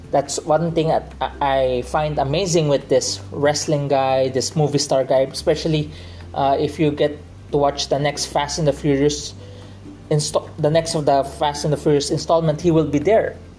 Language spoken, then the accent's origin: English; Philippines; I'm accustomed to Tagalog because I'm from the Philippines